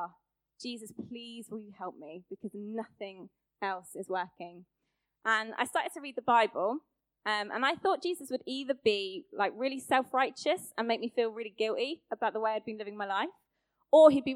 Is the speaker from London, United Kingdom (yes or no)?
no; Luton, East of England, United Kingdom; moved away as an adult; also born or lived in Birmingham; I'm from Luton, same as Stacey Dooley